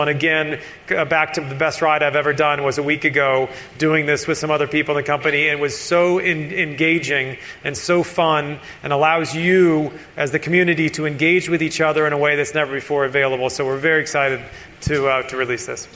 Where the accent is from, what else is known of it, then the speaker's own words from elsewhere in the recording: Florida Keys, United States; I grew up in the Florida Keys